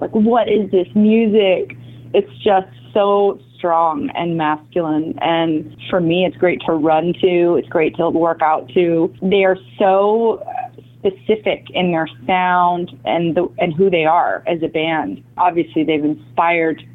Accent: San Diego, California, United States; also born or lived in Budapest, Hungary / Los Angeles, United States; I grew up in San Diego. I came to the United States from Budapest, Eastern Europe, when I was about 3 years old, and grew up in San Diego

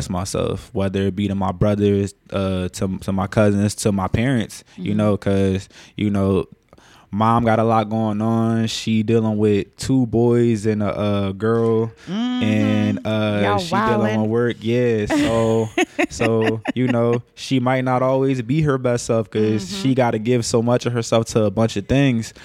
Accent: Philadelphia, Pennsylvania, United States; Born and raised in Philadelphia. Specifically, I was born in a section of Alleny

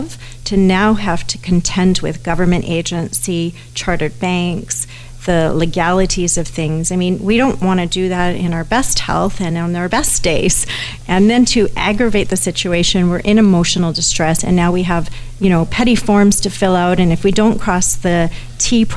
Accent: Canada; I'm a Canadian

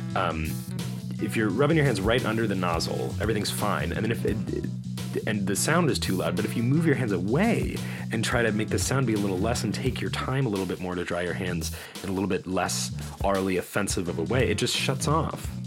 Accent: Winnetka, Illinois, United States; moved away; Winnetka, Illinois, the suburb from which I'm from

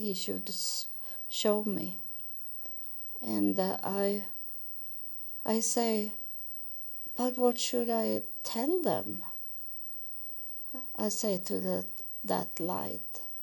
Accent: Sweden; English is a second language; I was born in Sweden, and we didn't have so many churches.

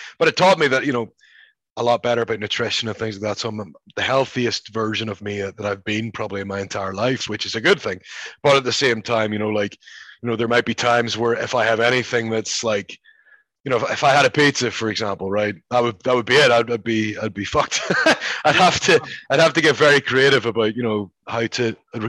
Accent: Ireland; I said, listen, I am Irish, and there's not one Irish person named Valak or Dane in the entire country.

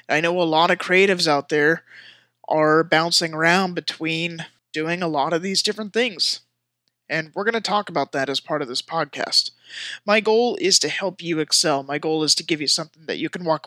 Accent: Washington, United States; also born or lived in San Jose, California; moved to Washington State. I've been here for most of my life

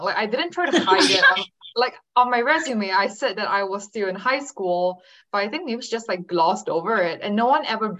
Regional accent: Singapore; moved away as an adult; also born or lived in California; my hometown of Singapore

